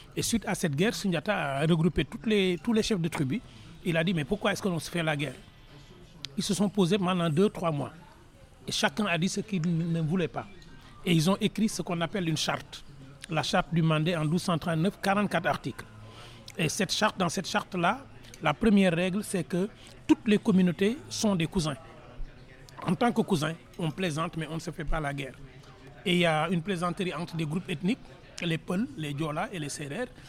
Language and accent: French; Senegal; je suis dans la même région que l'ancien président Abdou qui était président du Sénégal, deuxième président, président de l'OIF. On est dans. J'ai fait mes études dans la ville où il est né. Mais je suis dans un petit village. Donc quand on est dans un petit village, élevé par une grand-mère